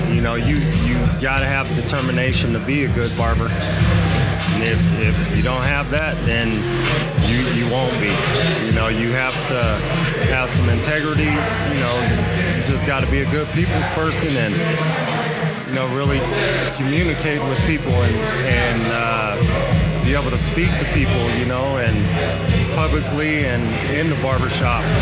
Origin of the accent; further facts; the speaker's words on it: California, United States; Man, I came out here from Cali uh, in '98.